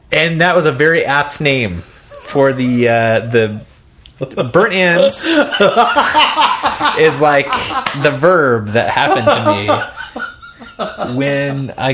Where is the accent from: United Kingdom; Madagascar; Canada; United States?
United States; Kansas City; I grew up in Kansas City, but around Kansas City.